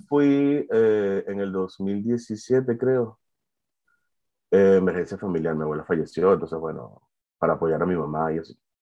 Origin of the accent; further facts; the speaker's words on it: Valencia, Carabobo, Venezuela; moved away as an adult; now in France; yo soy de Venezuela, de Valencia